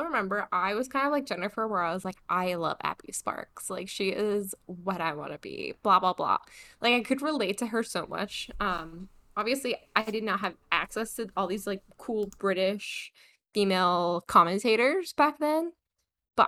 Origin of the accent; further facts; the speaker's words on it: Middlebury, Vermont, United States; my hometown of Millbury, Vermont, tiny little sleepy town with a really high-end liberal arts college